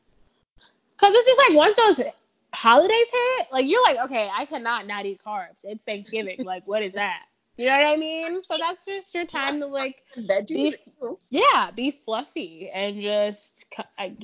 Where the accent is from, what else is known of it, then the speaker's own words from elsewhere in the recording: Midwest, United States; also born or lived in Chicago; I'm from the Midwest.